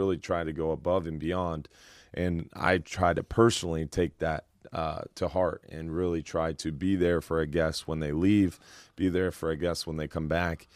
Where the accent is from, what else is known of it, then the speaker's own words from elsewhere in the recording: Madeira Beach, Florida, United States; I grew up in Madeira Beach. I've lived on Madeira Beach my whole life